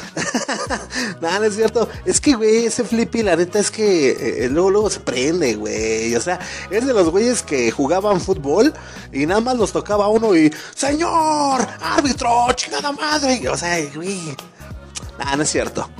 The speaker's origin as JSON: {"language": "Spanish", "country": "Mexico", "said": "como buen mexicano"}